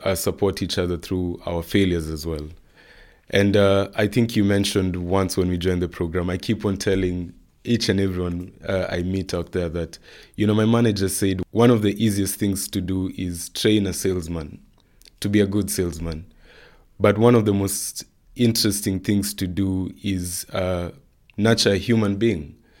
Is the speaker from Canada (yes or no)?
no; Nairobi, Kenya; I come from Nairobi, Kenya